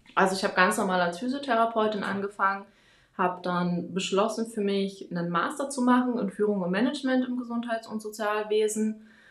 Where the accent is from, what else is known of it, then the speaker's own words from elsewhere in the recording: Germany; moved away as an adult; now in Wiesbaden, Germany; ich komme hier aus Wiesbaden, zumindest lebe ich hier seit zehn Jahren, komme eigentlich aus der Nähe von Berlin.